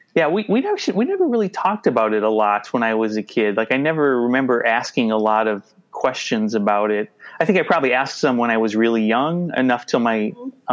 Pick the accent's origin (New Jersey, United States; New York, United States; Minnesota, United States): Minnesota, United States; suburban Twin Cities; also born or lived in New Hope, Minnesota / Bloomington, Minnesota; I grew up in uh, the suburban Twin Cities. I grew up in uh, New Hope, uh, Minnetonka, Bloomington, and now I live in uh, Minneapolis